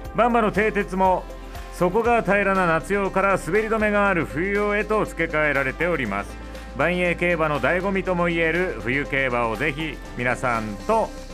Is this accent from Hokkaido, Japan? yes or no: yes; Memuro, Hokkaido, Japan; 僕は目室町出身